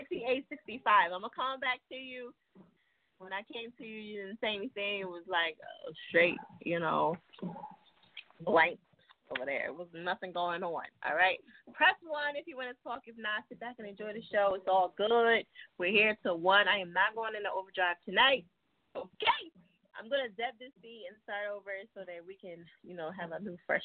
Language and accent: English; New Jersey, United States; now in Philadelphia, United States; I'm from Jersey